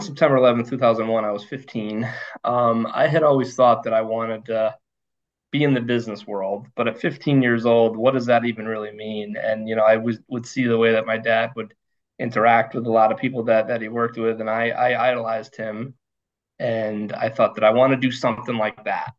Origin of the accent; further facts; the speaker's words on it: rural Connecticut, United States; I was born in Connecticut, born and raised uh, in rural Connecticut